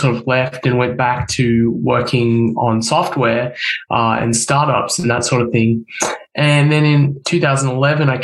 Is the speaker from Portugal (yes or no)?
no; Australia; moved away as an adult; now in United States; I'm from Australia originally. I was born and raised in Australia.